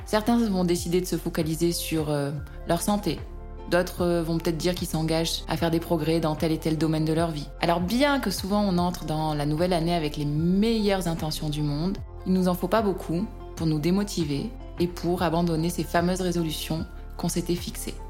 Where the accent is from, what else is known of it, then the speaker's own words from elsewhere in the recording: France; En tant que Français